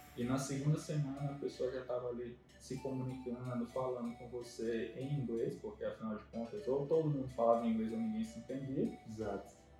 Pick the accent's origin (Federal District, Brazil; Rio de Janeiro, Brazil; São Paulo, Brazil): Federal District, Brazil; Brasília; moved away as an adult; also born or lived in Maceió, Alagoas; now in São Luís, Brazil; mas eu sou de Brasília